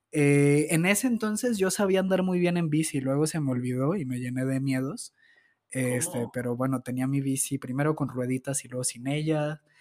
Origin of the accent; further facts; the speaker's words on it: Zapopan, Jalisco, Mexico; yo nací en Guadalajara, concretamente en Zapopan